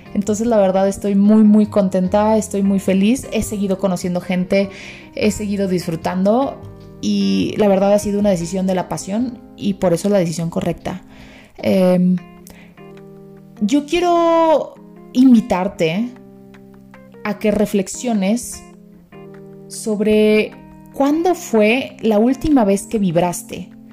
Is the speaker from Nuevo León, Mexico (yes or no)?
yes; Monterrey, Nuevo León, Mexico; moved away as an adult; now in Mexico City, Mexico; Yo soy de Monterrey, sí, este rancho enorme, soy ranchera